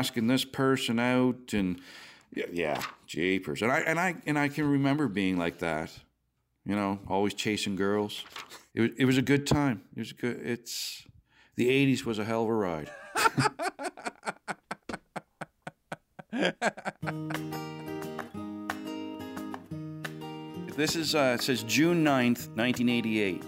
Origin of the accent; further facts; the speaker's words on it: New Brunswick, Canada; I'm from New Brunswick, and I was in Mr. Brittain's grade 6 class in 87-88